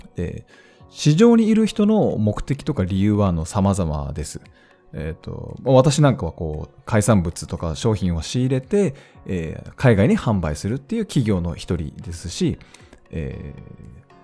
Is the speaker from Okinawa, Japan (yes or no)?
no; Hokkaido, Japan; 地元北海道